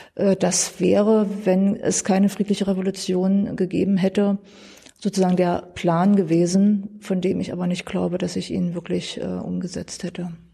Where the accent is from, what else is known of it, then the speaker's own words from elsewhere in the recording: Dessau, Saxony-Anhalt, Germany; Ich bin in Dessau geboren, bin hier aufgewachsen, nie weggezogen